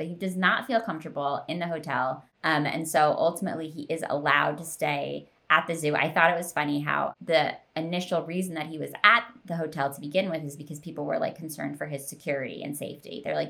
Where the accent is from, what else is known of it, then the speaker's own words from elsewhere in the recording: Philadelphia suburbs, Pennsylvania, United States; I live in Philadelphia. And I grew up in the Philadelphia suburbs.